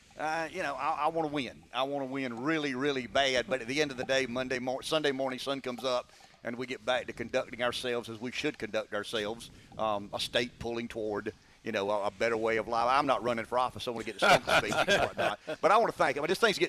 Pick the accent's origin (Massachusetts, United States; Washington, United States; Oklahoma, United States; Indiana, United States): Oklahoma, United States; also born or lived in Nebraska; I mean, I grew up in Oklahoma, Nebraska.